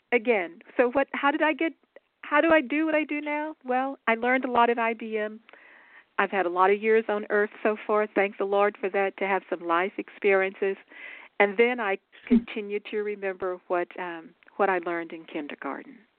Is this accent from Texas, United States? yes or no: yes; Dallas, Texas, United States; moved away as an adult; I grew up in what we call Big D, so in Dallas, Texas